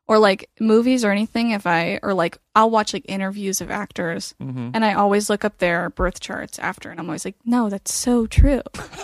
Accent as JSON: {"language": "English", "region": "the South", "country": "United States", "said": "I'm like from the South."}